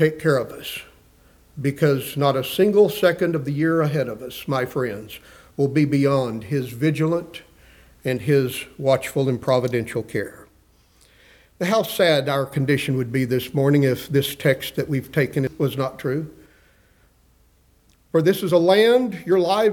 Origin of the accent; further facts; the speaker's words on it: West Texas, United States; I grew up in West Texas